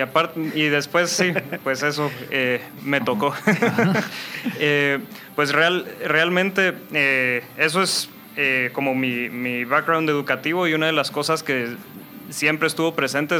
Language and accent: Spanish; Guatemala; also born or lived in North Carolina, United States / England; yo soy Chapín, aquí crecí